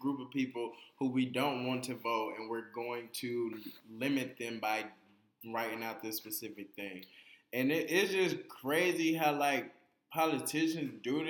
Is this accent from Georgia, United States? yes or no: yes; Georgia, United States; moved away; me coming from Georgia